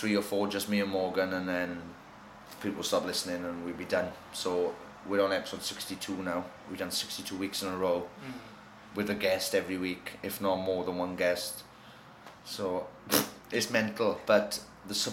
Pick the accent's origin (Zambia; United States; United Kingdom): United Kingdom; Merthyr Tydfil, Wales; we're six boys from Merthyr Tydfil.